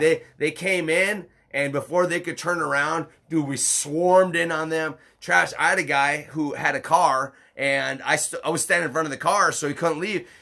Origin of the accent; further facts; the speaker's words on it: Upper Michigan, United States; growing up in Upper Michigan